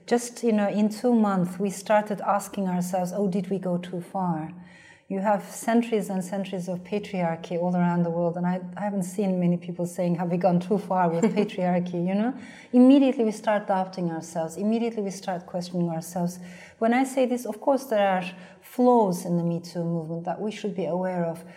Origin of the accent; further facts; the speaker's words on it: Turkey; first language Turkish; English is a second language; moved away; I come from Turkey